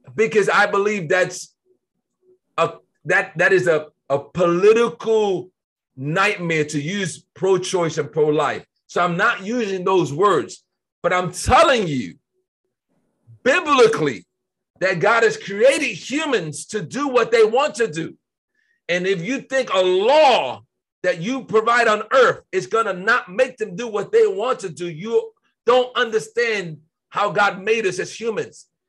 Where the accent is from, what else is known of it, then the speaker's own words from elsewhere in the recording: United States; I was born in America.